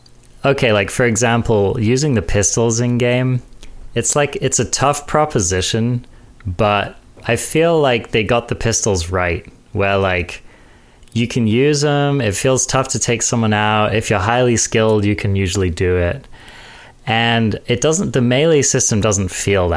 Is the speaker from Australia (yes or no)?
no; England, United Kingdom; now in Eugene, United States; I'm English